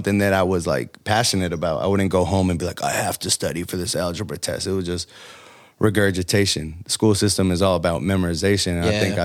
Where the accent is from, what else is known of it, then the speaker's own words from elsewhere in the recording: United States; I'm American. I was born here.